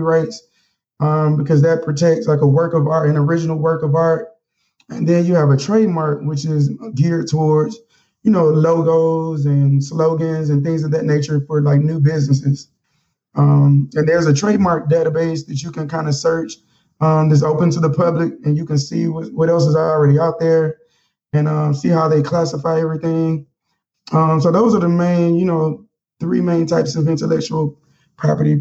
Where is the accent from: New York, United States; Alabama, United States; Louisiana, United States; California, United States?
Alabama, United States; Mobile; moved away as an adult; now in Washington, D.C., United States; Growing up with Mobile